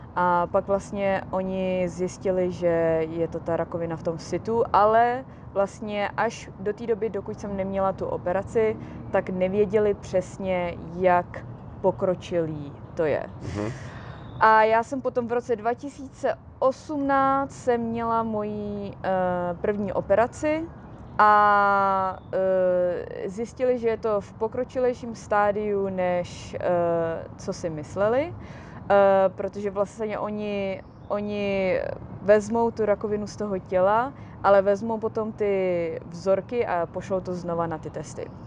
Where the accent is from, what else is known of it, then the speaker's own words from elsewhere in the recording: Česká Kamenice, Ústí nad Labem Region, Czechia; now in Los Angeles, United States; já žiju v Los Angeles, ale jsem z České kamenice